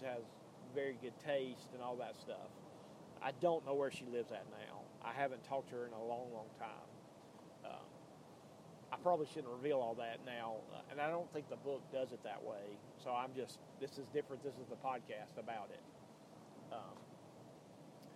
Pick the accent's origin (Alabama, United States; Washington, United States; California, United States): Alabama, United States; Birmingham; also born or lived in Tuscaloosa, Alabama; But Birmingham, where I'm from, I don't live in Birmingham, but I'm from Birmingham